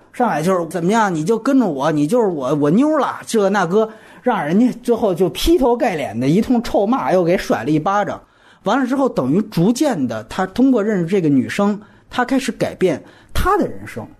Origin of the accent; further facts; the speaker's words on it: China; 作为中国人